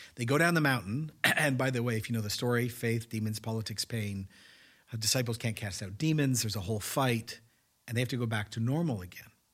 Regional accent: Canada; as a Canadian

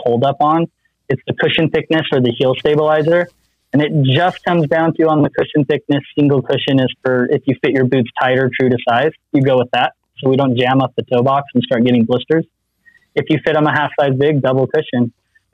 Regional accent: Utah, United States; I'm from Utah

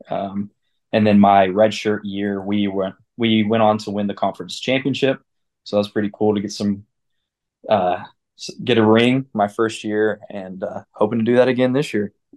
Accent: Clarksville, United States; growing up in Clarksville, being around a very competitive sports

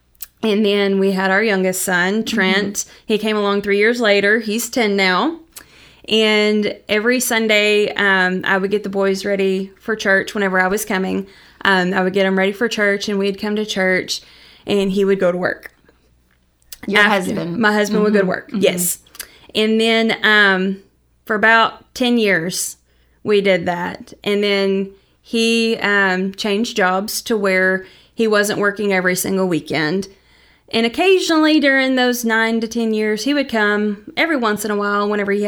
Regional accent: Mount Vernon, Texas, United States; also born or lived in Brownwood; I grew up in West Texas for a little bit, down around Brownwood.

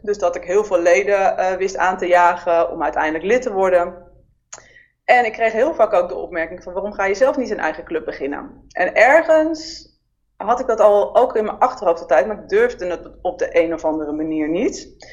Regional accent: Amsterdam, North Holland, Netherlands; geboren in Amsterdam in 1977

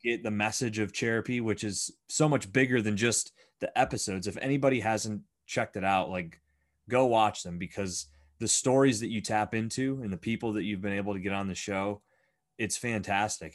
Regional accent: Bradford, Pennsylvania, United States; growing up in Bradford some kind of magical and very unique uh I guess community

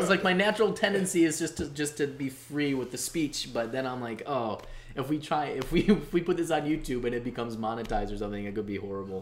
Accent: Bolingbrook, Illinois, United States; now in Chicago, United States; I grew up in Bolingbrook, and right by where the IKEA is

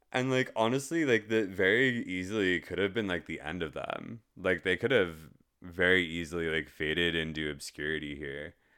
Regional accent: United States; as an American, given the hellhole that we live in currently

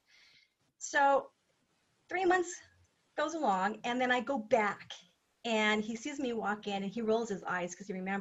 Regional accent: United States; as an American woman

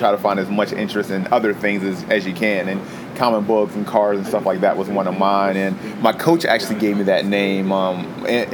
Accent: Chesapeake, Virginia, United States; Born and raised in Hampton Roads. Went to Indian River High School and then went to Old Dominion after I graduated. In the South Norfolk area of Chesapeake

